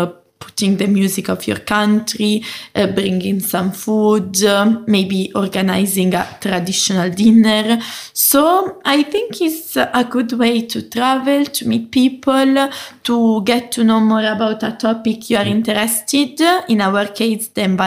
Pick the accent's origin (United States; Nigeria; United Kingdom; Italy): Italy; English is a second language; moved away; I come from Italy, so in my country